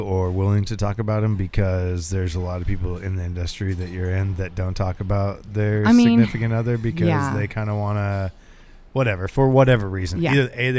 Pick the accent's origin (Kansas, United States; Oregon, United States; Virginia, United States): Oregon, United States; Glendale; also born or lived in Grants Pass, Oregon; I was to be able to grow up in a small town. We moved from Grants Pass to Glendale, not California, Oregon.